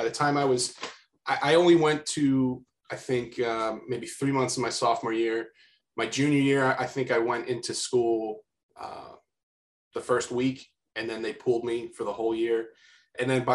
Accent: Bucks County, Pennsylvania, United States; I grew up in Bucks County, PA

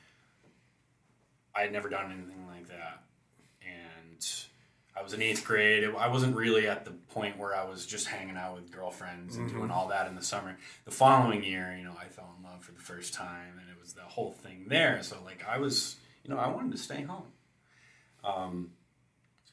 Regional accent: Allington, United States; I grew up in Allington, where I live now

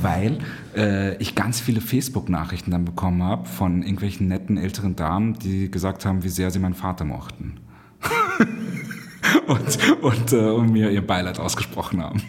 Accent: Cairo, Cairo Governorate, Egypt; now in Vienna, Austria; ich bin in Kairo aufgewachsen

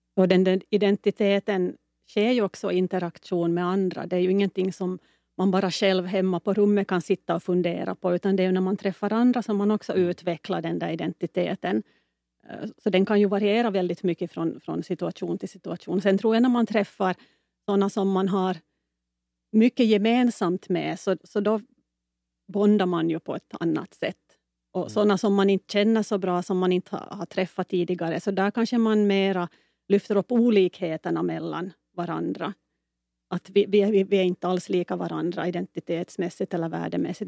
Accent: Finland; Jag är definitivt finlandssvensk

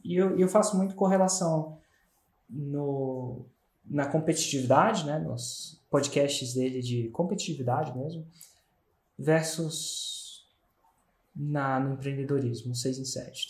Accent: Brasília, Federal District, Brazil

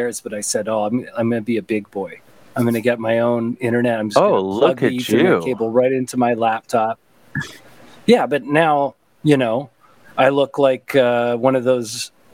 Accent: Toronto, Ontario, Canada; When I grew up in Toronto, there was like a grimness to the area.

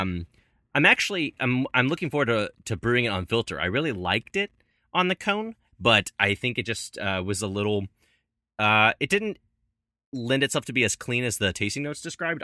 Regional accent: Louisville, Kentucky, United States; born or raised there; moved away

